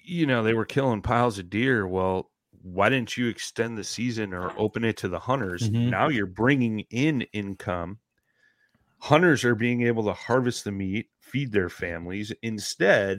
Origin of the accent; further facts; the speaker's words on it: Illinois, United States; the county I grew up in Illinois